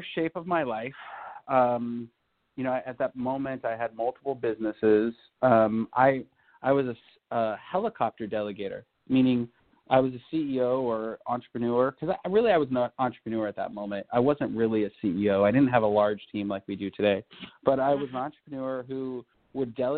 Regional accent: California, United States; I speak a little bit of Spanish, being a Californian

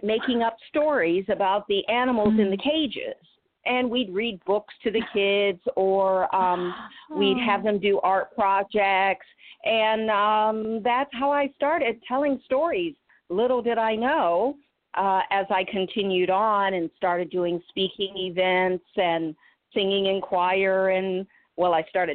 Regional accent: Illinois and Michigan, United States; moved away as an adult; also born or lived in Boston / Atlanta; I grew up in the Midwest, Illinois and Michigan.

